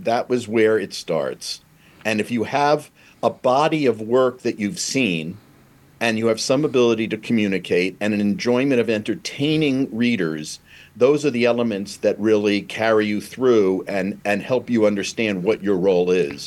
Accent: New York City, New York, United States; I'm a New York kid. I was born in Brooklyn

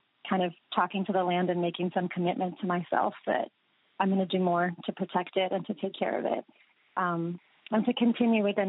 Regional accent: United States; in my life growing up in the United States

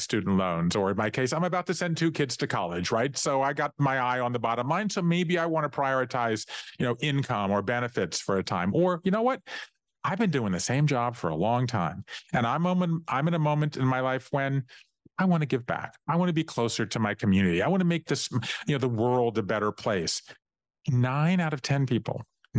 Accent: Savannah, Georgia, United States; going every Saturday growing up in Savannah, Georgia, to work in my family's office with my grandfather

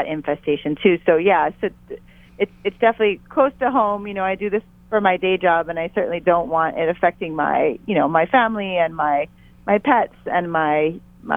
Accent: Hawaii, United States; as a Hawaiian

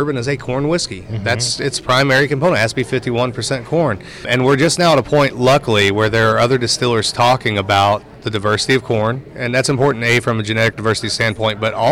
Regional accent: Indiana, United States; accent: Hoosier; my Hoosier accent comes through

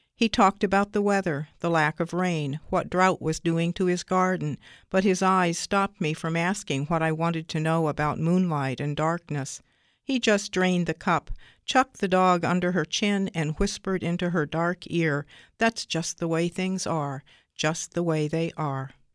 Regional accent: Troy, Ohio, United States; I'm from Troy, Ohio

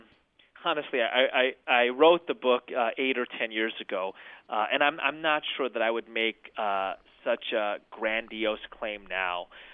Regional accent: United States; I'd go to a different circle and say everybody wanted to ignore me being Muslim, but they embraced me being American.

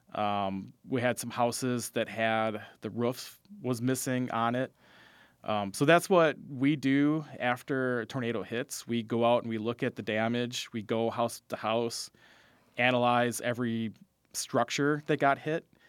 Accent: Fond du Lac, Wisconsin, United States; I grew up in Fond du Lac

